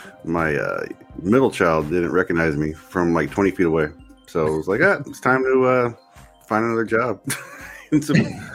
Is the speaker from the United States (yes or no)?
yes; Oceanside, California, United States; I'm from Oceanside. Like, that's where I grew up